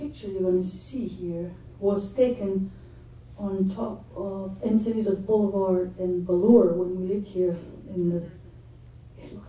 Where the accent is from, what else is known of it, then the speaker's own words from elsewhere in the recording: Gascony, Nouvelle-Aquitaine, France; moved away; in Gascon, where I'm coming from. I come from Gascony.